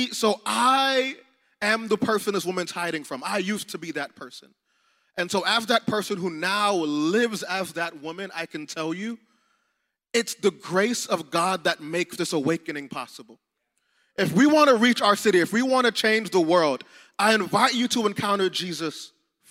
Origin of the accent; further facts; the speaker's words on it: South Florida, United States; we're from South Florida, so we know it gets hot.